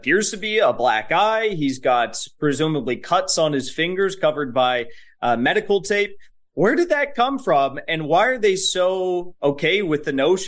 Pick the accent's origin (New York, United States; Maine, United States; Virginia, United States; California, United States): California, United States; Orange County; moved away as an adult; also born or lived in Los Angeles; I'm a California native. I grew up in Orange County